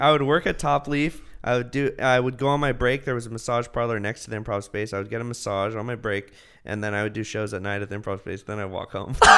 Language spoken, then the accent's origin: English; Martinez, California, United States; now in Los Angeles, United States; I'm from the Bay